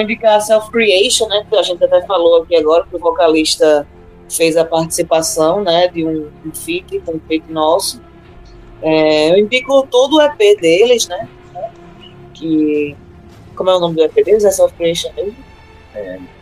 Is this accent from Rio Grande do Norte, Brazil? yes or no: yes; Natal, Rio Grande do Norte, Brazil; somos nordestinas, natalenses